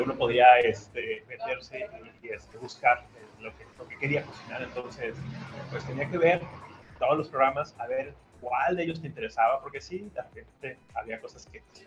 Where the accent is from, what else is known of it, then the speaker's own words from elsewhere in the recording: Mexico City, Mexico; moved away as an adult; now in Guadalajara, Mexico; Yo nací en Ciudad de México y hace unos 20 años que me mudé a Guadalajara, que es donde ahora vivo